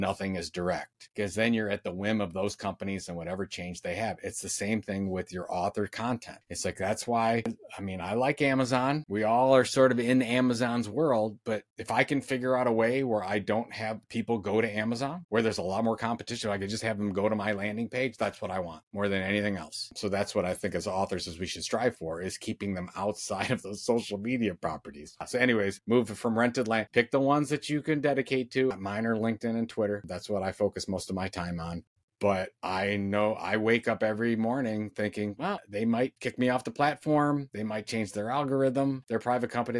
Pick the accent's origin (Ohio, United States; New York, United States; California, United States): Ohio, United States; Sandusky; I was born in Sandusky, Ohio